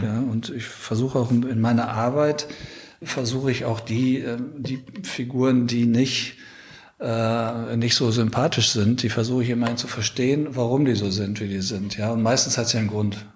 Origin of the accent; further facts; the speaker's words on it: Ruhr area, North Rhine-Westphalia, Germany; moved away as an adult; also born or lived in Munich; Ich bin im Ruhrgebiet aufgewachsen